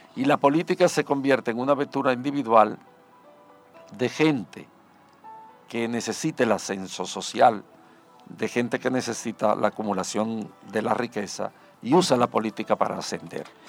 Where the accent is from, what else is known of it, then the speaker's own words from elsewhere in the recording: Dominican Republic; no somos los dominicanos capaces de construir una sociedad decente